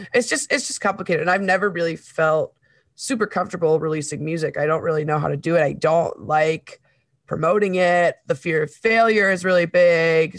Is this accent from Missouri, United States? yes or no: yes; Webster Groves, Missouri, United States; also born or lived in Saint Paul, Minnesota; when I was ten, I moved from Saint Paul, Minnesota to Webster Groves, Missouri